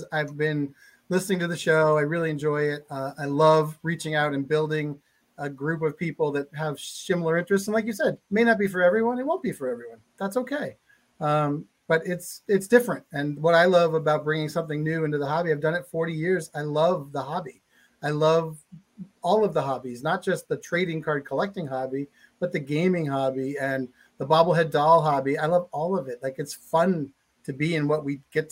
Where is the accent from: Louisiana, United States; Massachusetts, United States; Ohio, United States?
Massachusetts, United States; Boston; I am from Boston